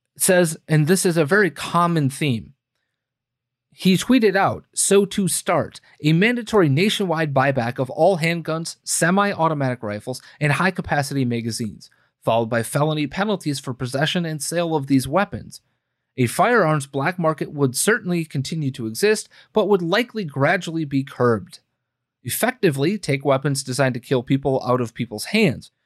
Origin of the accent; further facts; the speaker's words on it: United States; we, as the American people